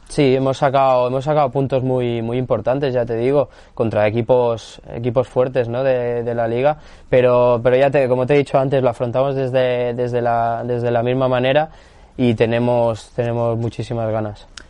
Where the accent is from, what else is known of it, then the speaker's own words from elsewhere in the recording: Barcelona, Catalonia, Spain; now in Almería, Spain; yo, soy de Barcelona